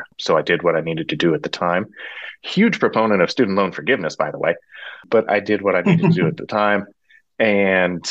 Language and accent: English; Frankfort, Kansas, United States; also born or lived in Garden City, Kansas; my hometown's about 20 miles from the Nebraska line and about 80 miles from St. Joe, give or take, there in Missouri